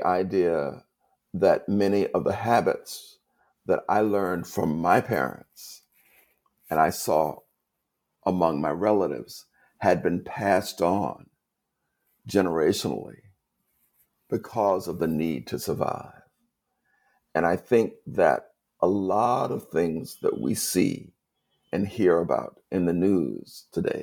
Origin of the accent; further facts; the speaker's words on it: the Jim Crow South, United States; I was born in segregation in the Jim Crow South